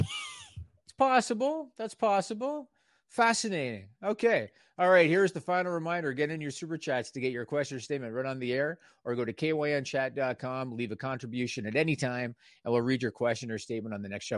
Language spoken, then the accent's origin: English; Canada; I'm Canadian